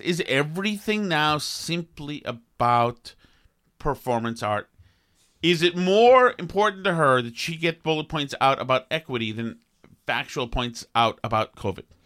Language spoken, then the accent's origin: English; Boston, Massachusetts, United States; the couple who I grew up with in Boston